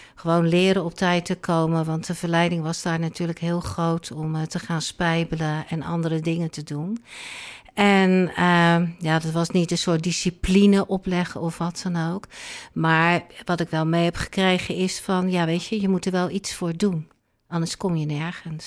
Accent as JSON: {"language": "Dutch", "town": "Rotterdam", "region": "South Holland", "country": "Netherlands", "tie": "born or raised there", "moved": "yes", "lives_now": "Alkmaar, Netherlands", "said": "ik woon in Alkmaar, maar ik ben geboren en getogen in Rotterdam"}